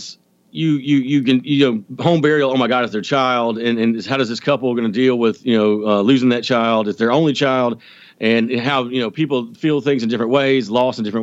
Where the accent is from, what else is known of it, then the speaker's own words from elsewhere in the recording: Georgia, United States; I'm from Georgia. I'm not that Southern